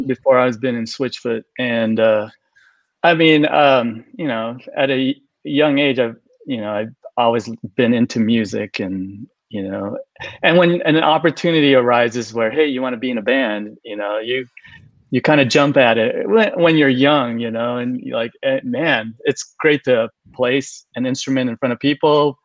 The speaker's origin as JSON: {"language": "English", "region": "Southern California", "country": "United States", "tie": "born or raised there", "said": "I grew up in Southern California"}